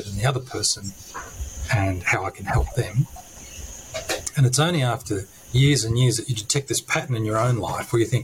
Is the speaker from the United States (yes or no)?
no; country New South Wales, Australia; also born or lived in Sicily; now in Canberra, Australia; I'm originally from Sicily and country New South Wales